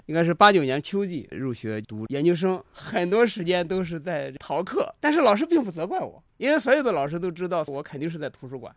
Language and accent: Chinese; China; 我们是一个中国人